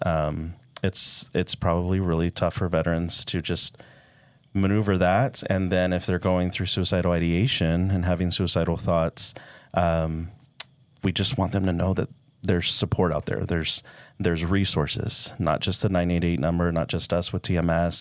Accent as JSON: {"language": "English", "town": "Dallas", "region": "Texas", "country": "United States", "moved": "yes", "lives_now": "Utah, United States", "said": "I'm from Dallas"}